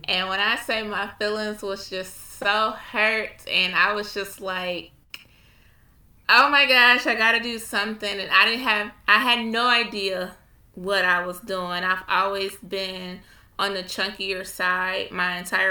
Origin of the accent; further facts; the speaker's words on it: Ohio, United States; I am from Ohio